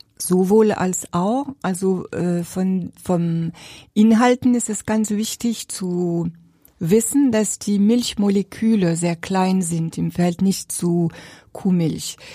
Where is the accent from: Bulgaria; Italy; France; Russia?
France; Jura, Bourgogne-Franche-Comté; German is a second language; moved away as an adult; also born or lived in Paris, France / Berlin, Germany; now in Neubachenbruch, Germany; Bin auch Französin